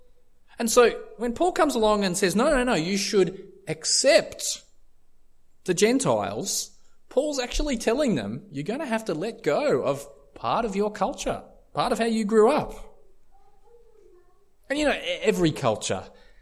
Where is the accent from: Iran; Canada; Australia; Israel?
Australia; I've been raised as an Aussie bloke